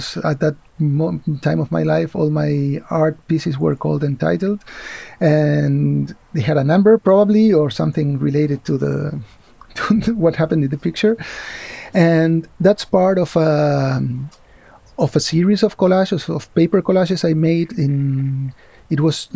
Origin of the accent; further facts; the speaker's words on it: Argentina; moved away as an adult; also born or lived in Spain; now in Barcelona, Spain; I grew up in Argentina